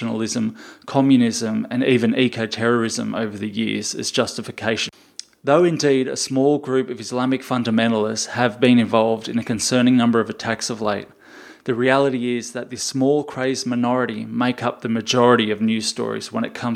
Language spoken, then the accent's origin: English; Epping, New South Wales, Australia; growing up in Epping, you know, very Anglo, very middle class